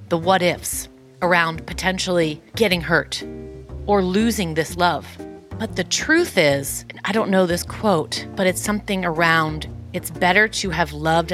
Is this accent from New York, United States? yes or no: yes; New York City, New York, United States; I'm from Queens